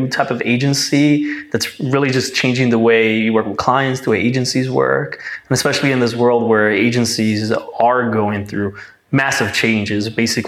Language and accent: English; New Jersey, United States; My New Jersey hair.